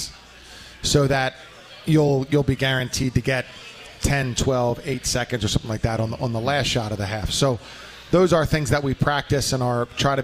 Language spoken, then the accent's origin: English; Philadelphia, Pennsylvania, United States; I'm from Philadelphia